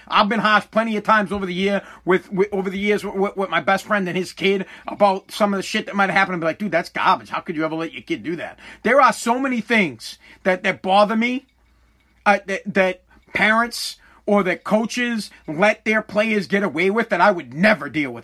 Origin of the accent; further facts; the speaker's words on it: United States; I'm American